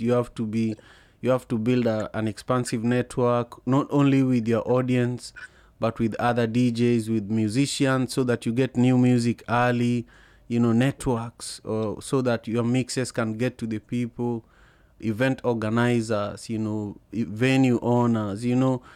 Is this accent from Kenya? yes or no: yes; Kenya; moved away as an adult; also born or lived in Liberia; growing up in Kenya